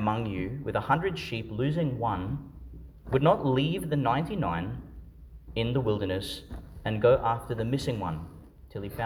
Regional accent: Yeppoon, Queensland, Australia; I grew up in Yeppoon, and the parish there was Sacred Heart Parish

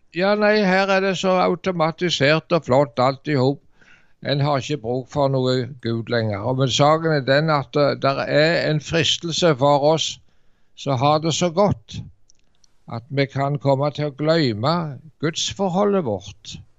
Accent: Varhaug, Rogaland, Norway; also born or lived in Dirdal; hjemme på Varhaug

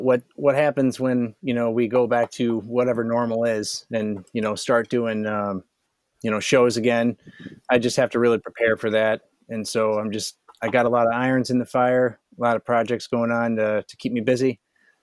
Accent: Michigan, United States; I lived all over Michigan

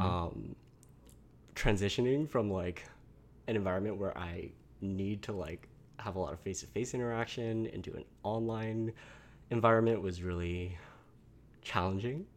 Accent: Malaysia; now in United States; I'm from this place in Malaysia and I am Chinese

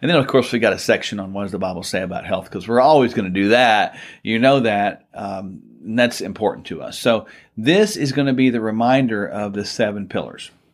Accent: Oklahoma, United States; We're from Oklahoma

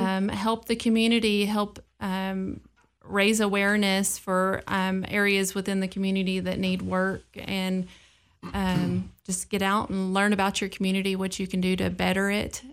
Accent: Clarksville, Tennessee, United States; being born and raised in Clarksville

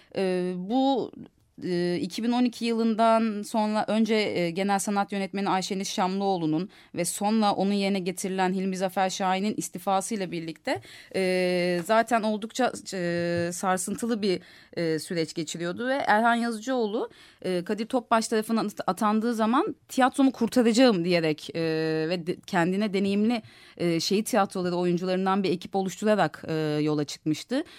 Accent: Istanbul, Turkey; bir Kadıköylü olarak

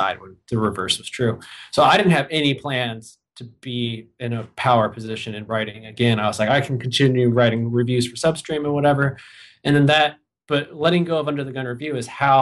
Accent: Michigan, United States; moved away as an adult; also born or lived in Ohio / Boston, Massachusetts; now in Minneapolis, United States; I'm from Michigan. That's where I'm from Ohio originally. Moved to Michigan. I was like 9, right before I turned 10. And I went to college there.

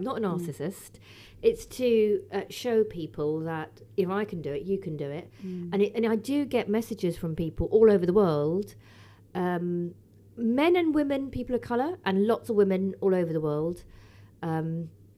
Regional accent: London, United Kingdom; also born or lived in Liverpool; I'm a Londoner born and bred. Brixton girl, actually

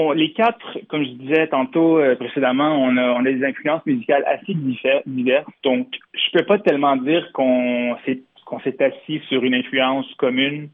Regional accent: Montreal, Quebec, Canada; je suis, on est montréalais

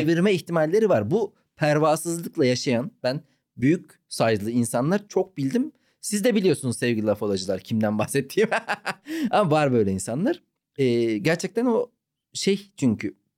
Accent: Ankara, Turkey; moved away; also born or lived in Malatya / Istanbul / Izmir / Antalya; Ben abi e, Malatya'da doğdum, Ankara'da büyüdüm.

